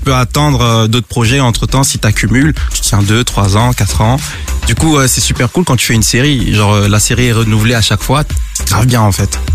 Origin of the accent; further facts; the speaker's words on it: Cameroon; je suis né au Cameroun et je parle le B